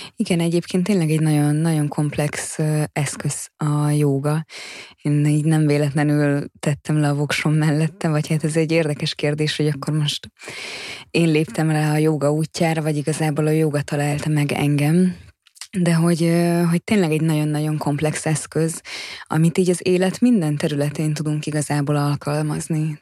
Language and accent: Hungarian; Hungary; now in Budapest, Hungary; én vidéken nőttem fel